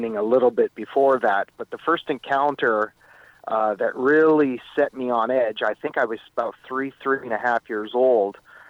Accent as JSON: {"language": "English", "town": "Meaford", "region": "Ontario", "country": "Canada", "tie": "born or raised there", "also_born_or_lived": "Etobicoke, Toronto, Canada / California, United States", "moved": "as an adult", "said": "I moved up to the small town of Meaford on Georgian Bay"}